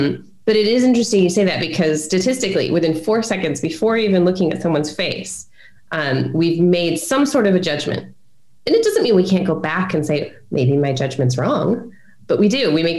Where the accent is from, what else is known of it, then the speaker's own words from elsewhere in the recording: Brunei; so growing up in Brunei, so my dad was a pilot on one of these private jets when I was a kid, and he flew for the Sultan of Brunei